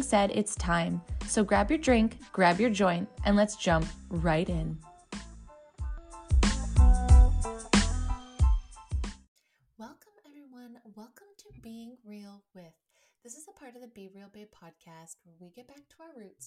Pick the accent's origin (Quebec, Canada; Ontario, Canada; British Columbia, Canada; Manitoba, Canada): British Columbia, Canada; Port Alberni; moved away as an adult; also born or lived in Red Deer, Alberta / Grande Prairie, Alberta; I am from Port Alberni, which is on Vancouver Island in British Columbia, Canada